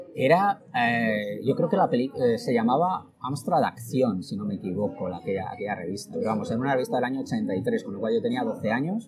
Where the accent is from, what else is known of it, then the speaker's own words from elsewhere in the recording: Logroño, La Rioja, Spain; moved away as an adult; also born or lived in Madrid; yo soy de Logroño y, me vine a, estudiar a Madrid la, carrera